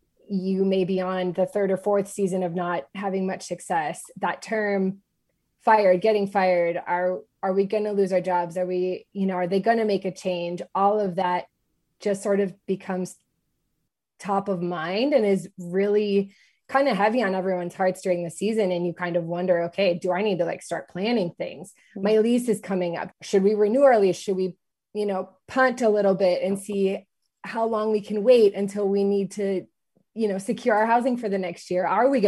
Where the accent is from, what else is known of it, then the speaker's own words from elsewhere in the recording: Minnesota, United States; moved away as an adult; also born or lived in Los Angeles; now in Kansas City, United States; We are both originally from Minnesota.